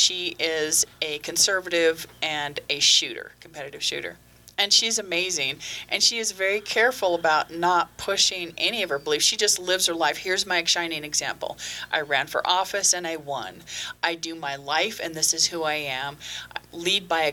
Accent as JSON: {"language": "English", "town": "Los Angeles", "region": "California", "country": "United States", "tie": "born or raised there", "said": "I grew up in Los Angeles"}